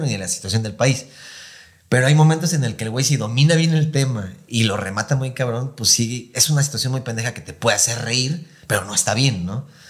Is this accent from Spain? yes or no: no; Mexico; somos mexicanos